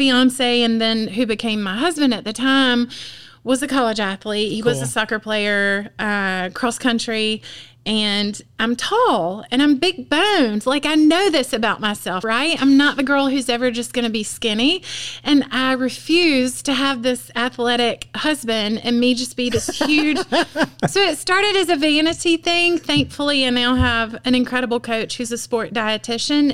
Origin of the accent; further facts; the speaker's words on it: Piedmont, South Carolina, United States; I grew up in Piedmont